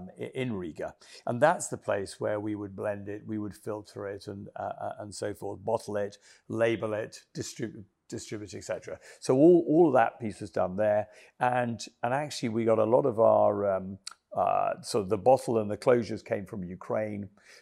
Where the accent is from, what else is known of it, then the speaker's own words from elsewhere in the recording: Kenya; now in England; I came from Kenya, and I was shocked when I first came to England that people went out and they just got blitzed